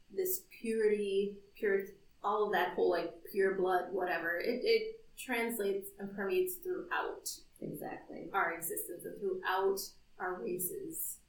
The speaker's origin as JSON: {"language": "English", "country": "United States", "said": "we're African American"}